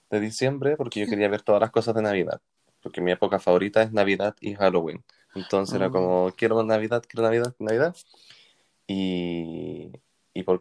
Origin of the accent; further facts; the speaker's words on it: Puente Alto, Santiago Metropolitan Region, Chile; Sí, yo soy de Puente Alto